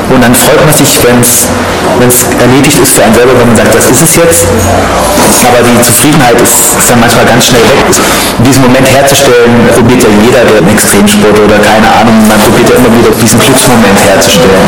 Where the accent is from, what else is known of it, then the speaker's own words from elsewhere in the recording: Eisenach, Thuringia, Germany; also born or lived in Oberhausen; now in Dresden, Germany; eine Bloggerin aus Eisenach, aus meiner Geburtsstadt